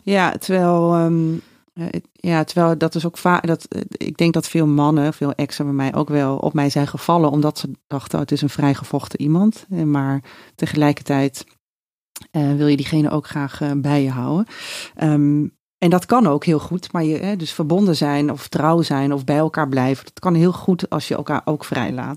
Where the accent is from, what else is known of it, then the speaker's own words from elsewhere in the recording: Raalte, Overijssel, Netherlands; moved away as an adult; now in Amsterdam, Netherlands; wegging uit Raalte, waar ik vandaan kom.